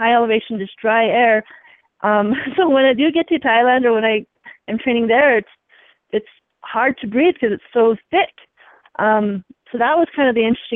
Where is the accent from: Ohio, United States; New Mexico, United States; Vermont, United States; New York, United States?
New Mexico, United States; Santa Fe; I'm in my hometown